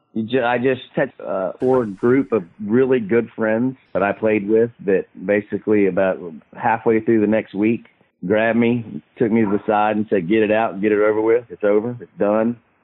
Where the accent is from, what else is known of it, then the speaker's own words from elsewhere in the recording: Tallahassee, Florida, United States; growing up in Tallahassee